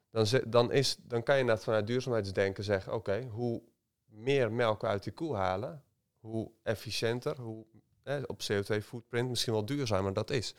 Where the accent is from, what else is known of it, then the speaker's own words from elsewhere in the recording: North Brabant, Netherlands; ik ben ook opgegroeid in uh, landelijk gebied